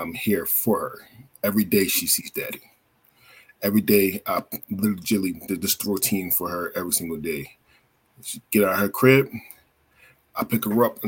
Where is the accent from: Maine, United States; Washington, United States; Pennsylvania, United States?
Pennsylvania, United States; Philadelphia; also born or lived in Florida; now in Oregon, United States; I'm originally from Philadelphia, but I live in Oregon, and I lived in Florida